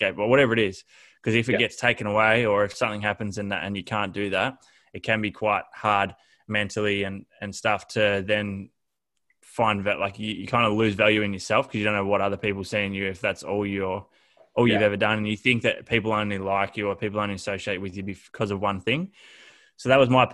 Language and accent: English; Horsham, Victoria, Australia; now in Melbourne, Australia; I grew up in Horsham, Victoria, was always into my sport